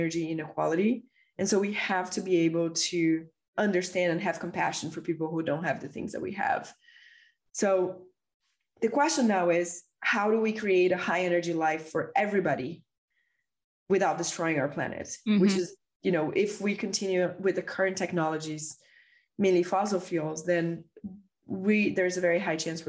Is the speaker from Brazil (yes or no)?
yes; Brazil; growing up in Brazil in the 90s.